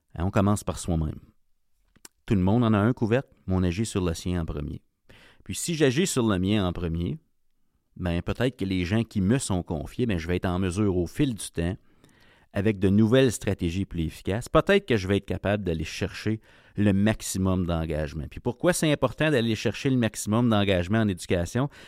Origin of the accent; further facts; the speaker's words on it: Ontario, Canada; Je viens de l'Ontario, donc je connais ce milieu-là, euh, j'ai grandi là